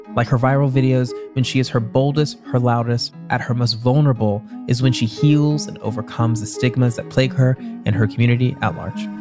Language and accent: English; the South, United States; I'm also from the South